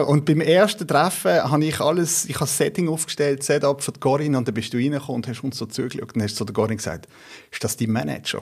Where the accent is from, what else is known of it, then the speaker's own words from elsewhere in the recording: Basel, Basel-Stadt, Switzerland; ich bin in Basel aufgewachsen